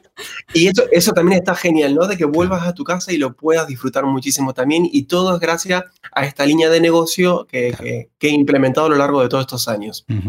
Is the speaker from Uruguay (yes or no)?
no; Argentina; moved away as an adult; now in Spain; como ya pueden escuchar mi acento, nacido en Argentina